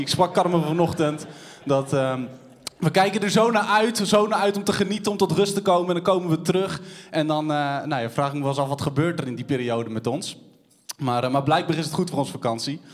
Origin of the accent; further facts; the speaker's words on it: Cothen, Utrecht, Netherlands; Ik ben opgegroeid in Koten, een dorpje tussen Wijk-Beduurstede en Utrecht.